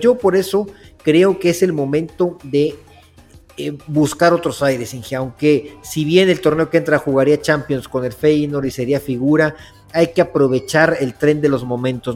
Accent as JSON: {"language": "Spanish", "town": "Poza Rica", "region": "Veracruz", "country": "Mexico", "tie": "born or raised there", "said": "somos originarios de Costa Rica, Veracruz"}